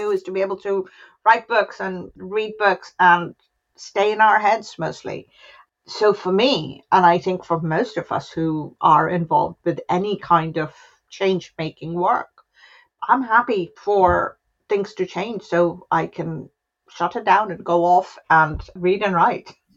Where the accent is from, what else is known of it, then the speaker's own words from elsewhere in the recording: Varanasi, Uttar Pradesh, India; the family is from my hometown, from Varanasi